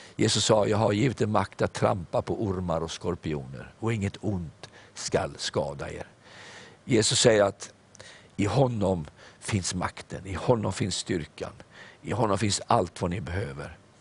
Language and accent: Swedish; Sweden; jag är stolt över att jag är svensk.